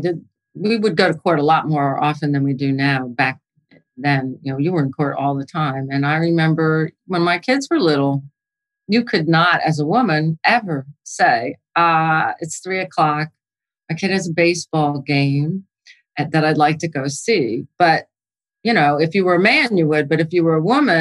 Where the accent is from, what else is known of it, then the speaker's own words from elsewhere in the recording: New York, United States; also born or lived in New Jersey; I'm from New York, actually, so I shouldn't call myself a Jersey girl. But I'm from the Northeast